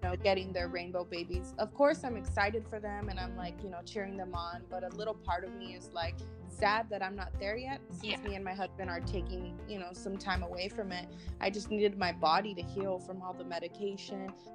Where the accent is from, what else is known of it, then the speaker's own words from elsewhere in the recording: California, United States; now in Tucson, United States; I'm originally from California, but I'm currently living in Tucson, Arizona.